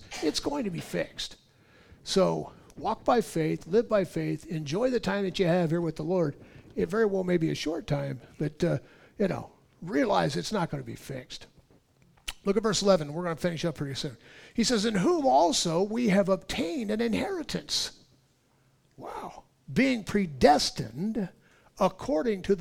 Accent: California, United States; I'm being born and raised in California

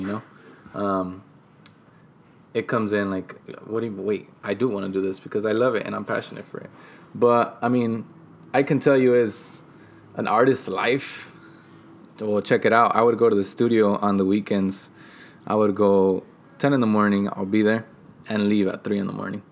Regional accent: Oxnard, California, United States; also born or lived in San Bernardino, California / Mexico; I was raised here since I was

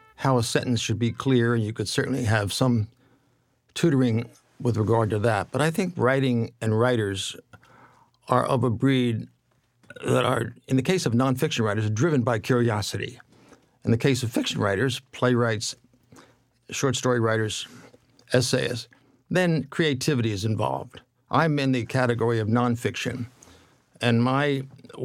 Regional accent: near Atlantic City, New Jersey, United States; moved away as an adult; also born or lived in Alabama; I was born near Atlantic City

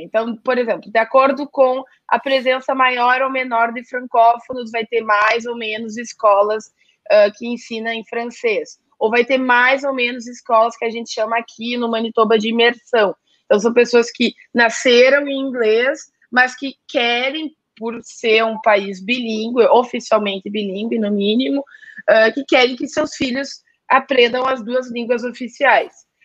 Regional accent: Gaúcho, Rio Grande do Sul, Brazil; moved away; meu eu e meu, meu marido somos gaúchos

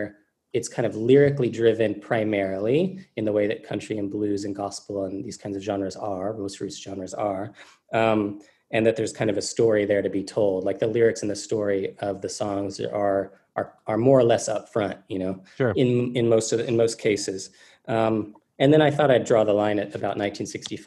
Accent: Texas, United States; I'm from Texas, so I've had country music my life, my entire life

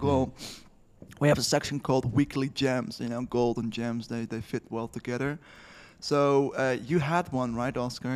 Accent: Netherlands; I'm from the Netherlands

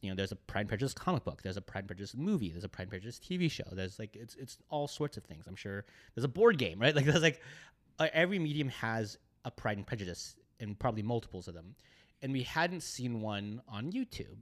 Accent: the Bay Area, California, United States; moved away as an adult; now in Los Angeles, United States; I grew up in the Bay Area

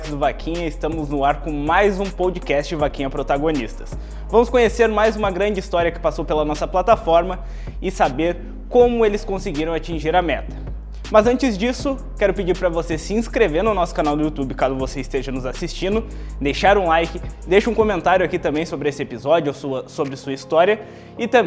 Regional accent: Cotia, São Paulo, Brazil; eu sou da cidade de Cotia, São

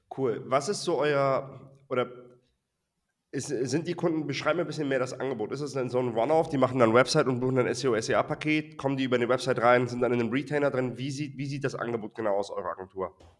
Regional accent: Hamburg, Germany; ich komme aus Hamburg.

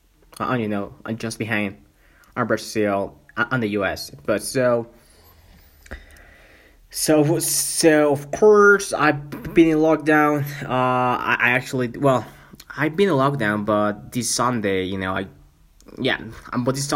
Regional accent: Mexico; first language Spanish; English is a second language; also born or lived in Vancouver, Canada; I'm from Mexico though, but I live in Canada for more than 1 year

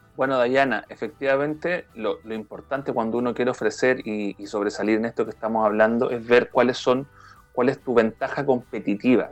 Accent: Chile; yo, como chileno

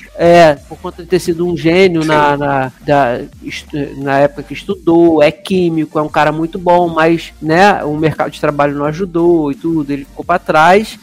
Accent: Rio de Janeiro, Brazil; accent: carioca

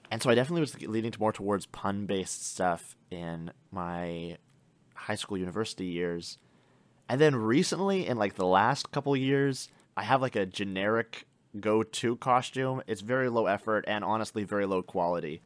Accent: Canada; our experience growing up in Canada

